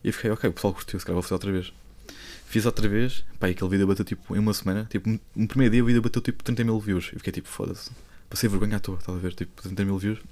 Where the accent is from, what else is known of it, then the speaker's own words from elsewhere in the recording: Lisbon, Portugal; sou de Lisboa